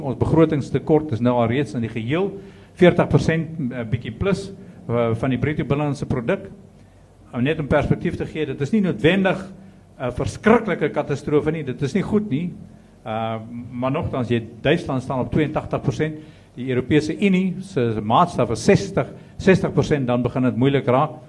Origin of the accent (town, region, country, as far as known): South Africa